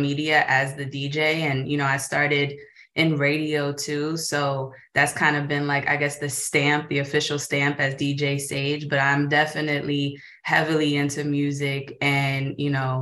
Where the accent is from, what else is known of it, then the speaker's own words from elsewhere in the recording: New York, United States; I'm born and raised in New York